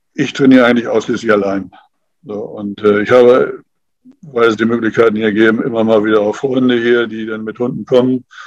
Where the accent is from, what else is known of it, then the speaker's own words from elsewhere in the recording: Germany; hier bei uns in Deutschland